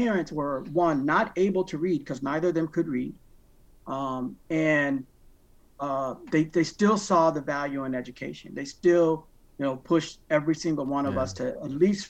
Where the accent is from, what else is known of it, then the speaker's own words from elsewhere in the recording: Waterbury, Connecticut, United States; I grew up in Waterbury, Connecticut. I was born and raised in Waterbury, Connecticut